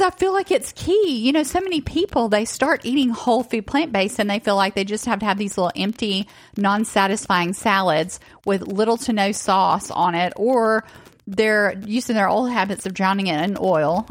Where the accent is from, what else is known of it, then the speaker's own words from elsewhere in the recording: Northwest Georgia, Tennessee, United States; I also grew up in the South, but I grew up in Tennessee, Northwest Georgia as well